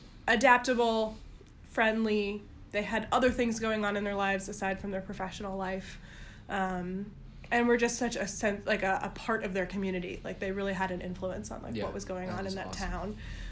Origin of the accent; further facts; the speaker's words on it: Vermont, United States; moved away; also born or lived in Massachusetts; Born in Massachusetts, but raised in Vermont.